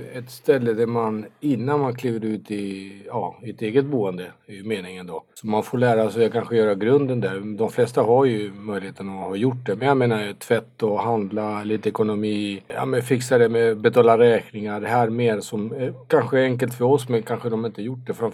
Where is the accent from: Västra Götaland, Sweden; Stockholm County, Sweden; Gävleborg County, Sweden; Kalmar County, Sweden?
Kalmar County, Sweden; Kalmar; born or raised there; also born or lived in South America